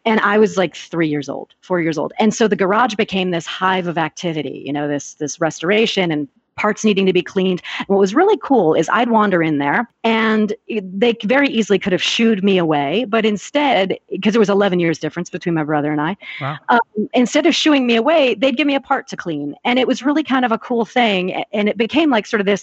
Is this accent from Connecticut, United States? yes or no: yes; Connecticut, United States; moved away; I grew up in Connecticut